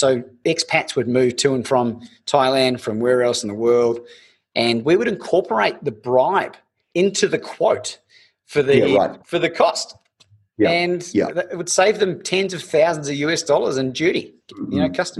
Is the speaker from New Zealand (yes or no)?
yes; New Zealand; we grew up in New Zealand, bro, like not even on the map half the time.